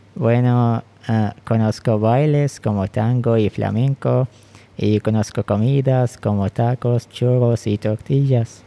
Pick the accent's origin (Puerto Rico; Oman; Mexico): Oman; Bidiyah, Ash Sharqiyah North; Spanish is a second language; now in Muscat, Oman; ahora vivo en Mascat, la capital de Oman, pero soy originalmente de Bidia, un estado al este de Oman